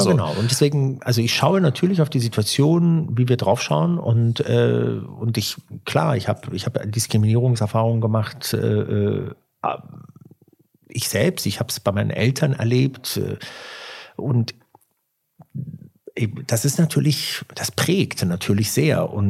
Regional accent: Turkey; Ja, ich bin aus der, ich bin Türke und sagen das mit großem Stolz.

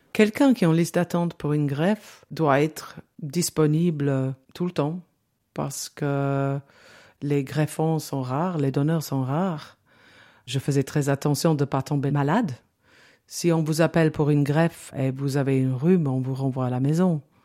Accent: London, United Kingdom; French is a second language; moved away as an adult; now in Valais, Switzerland; j'ai 61 ans et je suis née en Angleterre, à Londres. Euh, j'habitais au centre de Londres, dans une grande maison

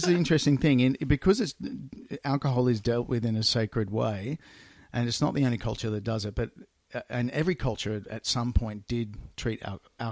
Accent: Australia; I grew up in Australia

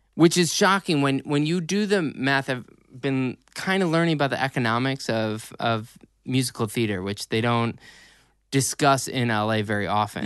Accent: Riverwoods, United States; I grew up in River Woods

